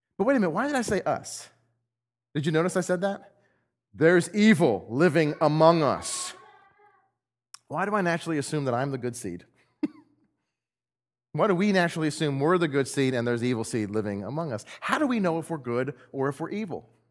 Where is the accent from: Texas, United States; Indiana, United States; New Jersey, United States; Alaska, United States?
Texas, United States; now in Missouri, United States; I'm from Texas and we don't have trees